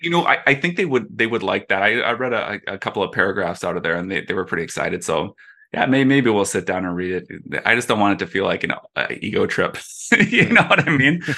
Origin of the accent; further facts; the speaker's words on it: Minneapolis, Minnesota, United States; growing up in Minneapolis